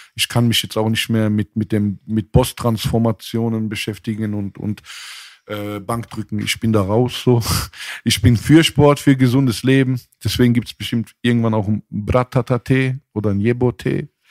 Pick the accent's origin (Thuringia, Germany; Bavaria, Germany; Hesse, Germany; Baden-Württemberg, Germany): Baden-Württemberg, Germany; Mannheim; also born or lived in Frankfurt; ich bin in Frankfurt geboren und in Mannheim aufgewachsen